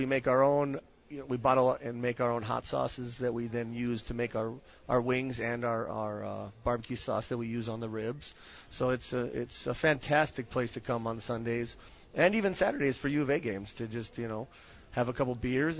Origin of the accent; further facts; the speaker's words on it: Wisconsin, United States; moved away; I'm from Wisconsin, so we do brats and cheese curds